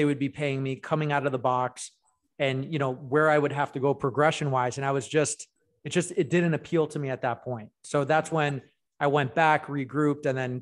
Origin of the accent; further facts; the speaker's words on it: Canada; now in Orange County, California, United States; So I born and raised in Canada to immigrant parents from Greece.